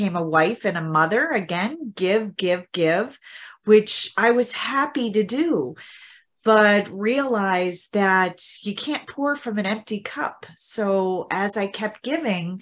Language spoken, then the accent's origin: English; Midwest, United States; my background is growing up in the Midwest, in the U.S. in the Midwest